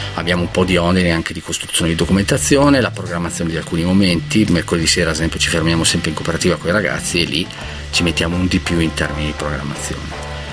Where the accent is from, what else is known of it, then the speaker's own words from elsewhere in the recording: Lodrone, Trentino-Alto Adige, Italy; io sono di Lodrone, l'ultimo paese del Trentino